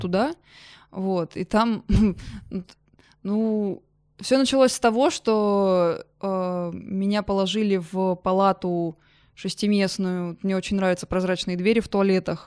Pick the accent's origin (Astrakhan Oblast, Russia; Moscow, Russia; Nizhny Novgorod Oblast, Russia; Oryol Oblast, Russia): Oryol Oblast, Russia; Oryol; moved away; also born or lived in Yamal; я в своем в Орле, в родном городе